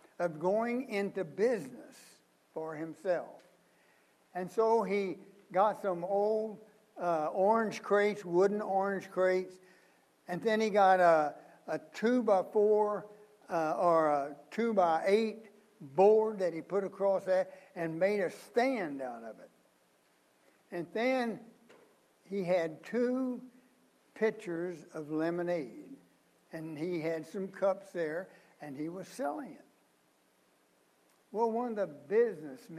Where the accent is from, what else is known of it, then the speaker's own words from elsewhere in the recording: Missouri, United States; I grew up just a few miles from the Mississippi, and I can guarantee you, if there is a muddier, dirtier river than the Mississippi, I'm from Missouri